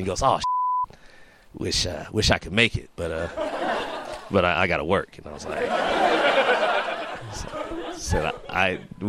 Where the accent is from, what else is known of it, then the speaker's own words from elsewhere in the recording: California, United States; And I go into my training from growing up in California.